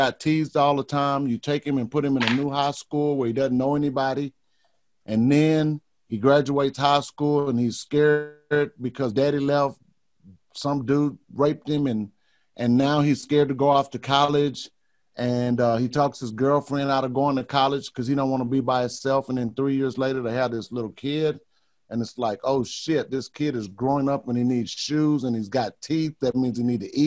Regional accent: Beaumont, Texas, United States; also born or lived in Houston, Texas / Dallas, Texas / Amarillo, Texas; I grew up in Beaumont, Texas. I lived most of my life in Houston and Dallas and Amarillo, Texas. Never been outside of Texas.

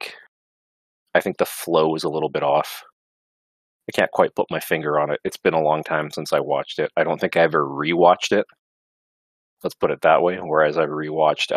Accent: Canada; I'm a Canadian

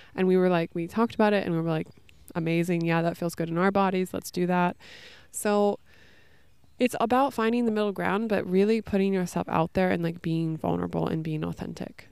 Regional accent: California, United States; moved away as an adult; also born or lived in New York City; I'm from California originally

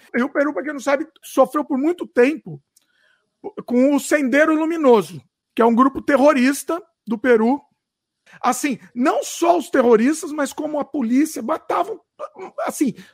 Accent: Brazil; porque eu sou brasileiro

